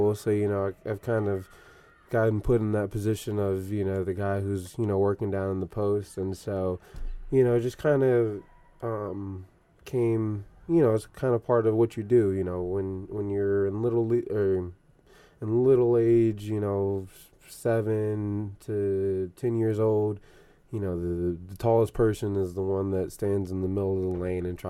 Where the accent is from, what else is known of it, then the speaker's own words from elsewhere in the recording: Stone Mountain, Georgia, United States; moved away; I was born in Stone Mountain, which is in Atlanta